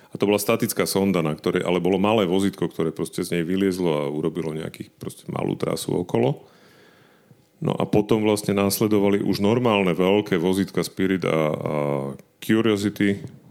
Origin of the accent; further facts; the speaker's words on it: Bratislava, Bratislava Region, Slovakia; ako bratislavské dieťa